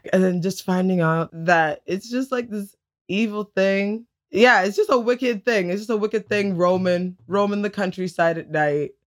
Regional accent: Tillsonburg, Ontario, Canada; I'm from Tilsonburg, and there's, like, cows and other types of livestock.

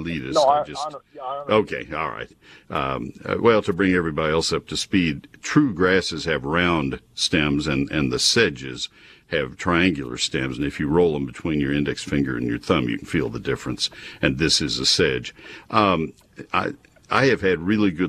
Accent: College Station, Texas, United States; I grew up in College Station with my dad doing research for companies that were getting labels for products. He was a herbicide specialist

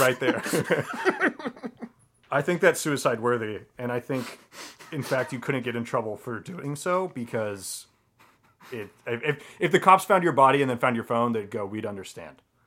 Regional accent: Colorado, United States; I grew up in Colorado

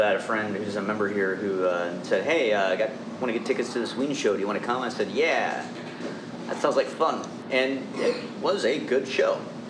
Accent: Chillicothe, Ohio, United States; I'm from Chillicothe, and it's just a bunch of people who want to stay where they are

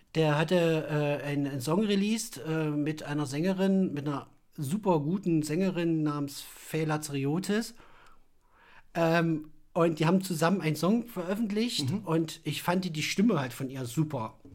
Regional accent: Naumburg, Saxony-Anhalt, Germany; moved away as an adult; now in Leipzig, Germany; Ich komme oder kam aus Sachsen-Anhalt, aus Naumburg, bin 2010 hierher gezogen

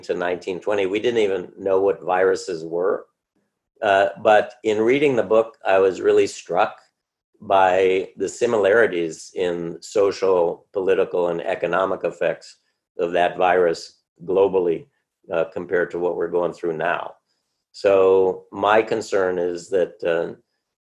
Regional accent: Cleveland, Ohio, United States; also born or lived in New York; I grew up in Cleveland

